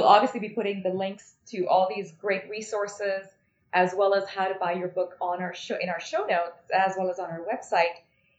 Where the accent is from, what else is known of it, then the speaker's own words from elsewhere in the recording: India; as an Indian, we grow up eating beans and lentils.